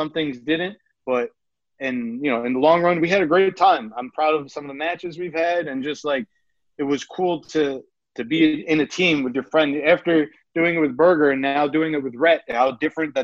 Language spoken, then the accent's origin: English; New York, United States; accent: New York; my New York accent